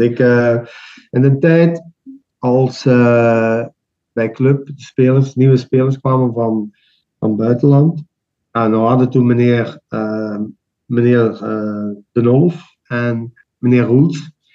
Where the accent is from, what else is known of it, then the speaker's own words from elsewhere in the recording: Limburg, Belgium; wij zijn daar als Limburgers